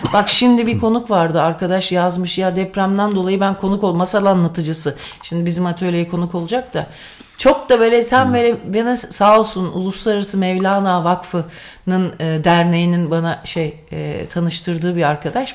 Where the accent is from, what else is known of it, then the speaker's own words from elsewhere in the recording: Sivas, Sivas Province, Turkey; first language Turkish; İkimiz de ikimiz de Sivaslıyız.